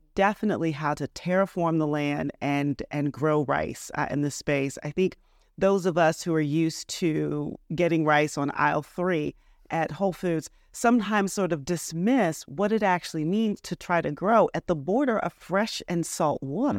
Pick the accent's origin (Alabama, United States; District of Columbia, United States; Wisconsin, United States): District of Columbia, United States; Washington; moved away as an adult; also born or lived in New Orleans, Louisiana / Michigan; now in Charleston, United States; I'm from the Washington, D C area. I grew up going back and forth to New Orleans, Louisiana